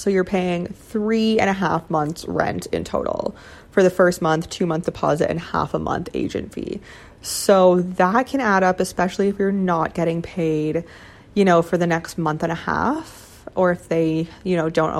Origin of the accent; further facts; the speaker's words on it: Canada; moved away as an adult; now in China; since I'm Canadian, I can stay in Hong Kong for, I believe it's 3 or 4 months, I think 3 months, without a visa.